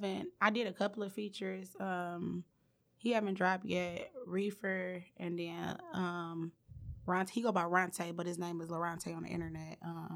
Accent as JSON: {"language": "English", "town": "Detroit", "region": "Michigan", "country": "United States", "said": "I'm from Detroit. I'm from East Warren."}